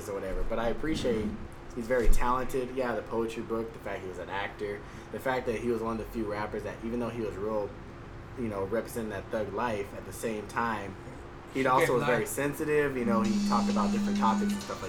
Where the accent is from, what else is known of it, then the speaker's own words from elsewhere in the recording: Texas, United States; I'm from Texas